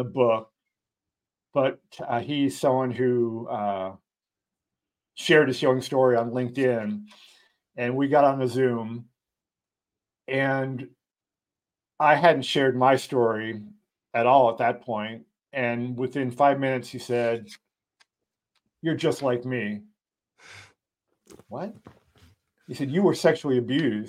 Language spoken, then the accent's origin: English; East Coast, United States; I grew up on the East Coast